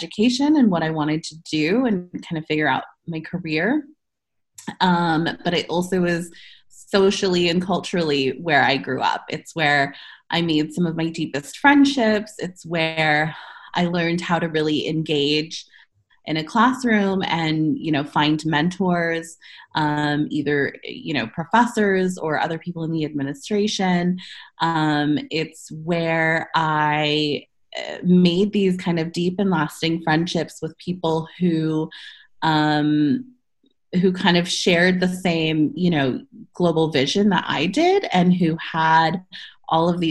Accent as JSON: {"language": "English", "country": "United States", "also_born_or_lived": "London / Portland / Hilversum", "lives_now": "San Francisco, United States", "said": "as an American"}